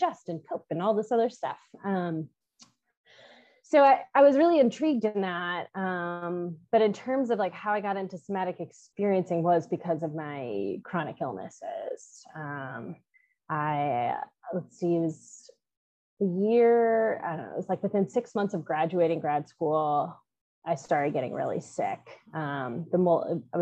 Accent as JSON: {"language": "English", "region": "Midwest", "country": "United States", "also_born_or_lived": "North Carolina", "moved": "as an adult", "said": "I'm originally from the Midwest"}